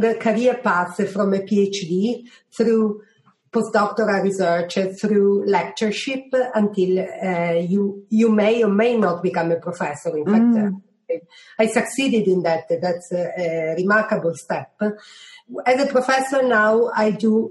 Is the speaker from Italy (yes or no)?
yes; Italy; moved away as an adult; also born or lived in Germany; now in United Kingdom; I come from Italy